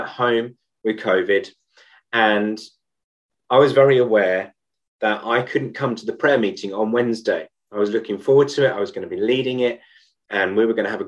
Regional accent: United Kingdom; as a Brit

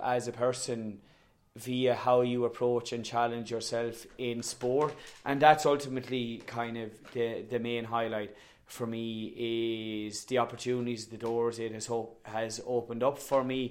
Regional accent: Tipperary, Munster, Ireland; also born or lived in Ballyboden, Dublin; now in Dublin, Ireland; I am from Tip. Clonalty Rossmore is the name of the club. It is situated between Turles and Cashel, extremely rural area

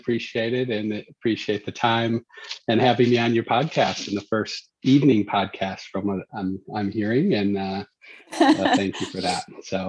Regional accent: United States; moved away as an adult; also born or lived in Chicago; now in Australia; I definitely don't have an Australian accent, so I'm not from Australia. I'm actually originally from the U.S. and have been out in Asia Pacific now for going on my 13th year.

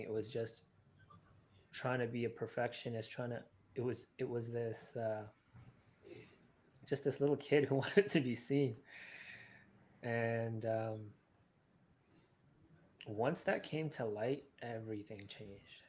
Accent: Sri Lanka; I'm from Sri Lanka

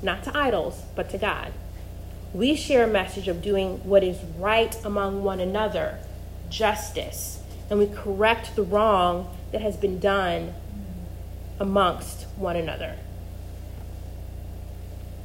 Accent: Missouri, United States; accent: flat Midwestern; moved away as an adult; also born or lived in North Carolina; I grew up in the Midwest, in Missouri, and I went to Carolina for undergrad, and as a Midwesterner, I really prided myself in the fact that we did not have an accent

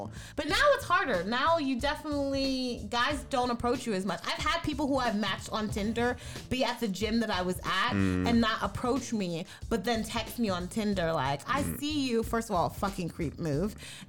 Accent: the South, United States; we're all from the South, so it's kind of a controversial topic

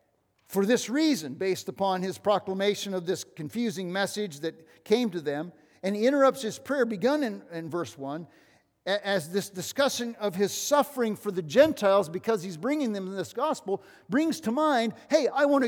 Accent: Iowa, United States; We came from Northwest Iowa, a bunch of farmers up there.

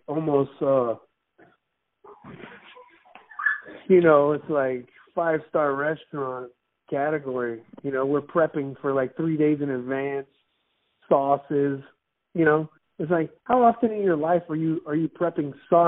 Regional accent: Miami, Florida, United States; moved away; I was raised in Miami.

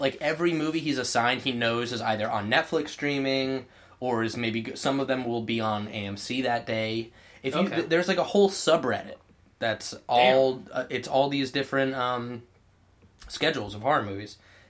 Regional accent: Kent, Connecticut, United States; the town that I grew up in Connecticut.

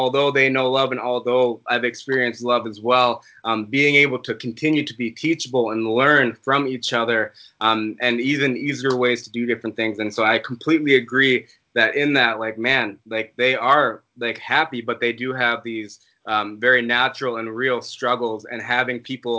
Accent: Plymouth, Minnesota, United States; moved away as an adult; also born or lived in Rochester, Minnesota; now in Prague, Czech Republic; where we grew up in Plymouth, Minnesota

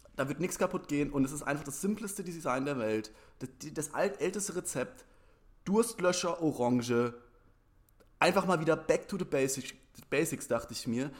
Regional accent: Germany; Ich komme ja aus der Rhön oder aus der Nähe der Rhön

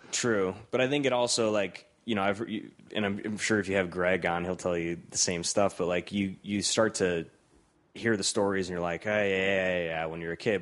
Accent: Cleveland, Ohio, United States; moved away as an adult; also born or lived in Columbus; I'm from Cleveland

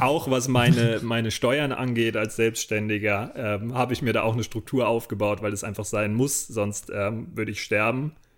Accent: Rodenbach, Germany; wieder zu Hause in Rodenbach, in meinem Heimatdorf

